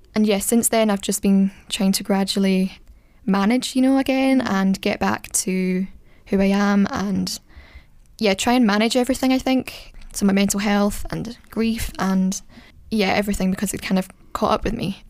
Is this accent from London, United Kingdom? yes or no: no; Scotland, United Kingdom; I'm from Scotland.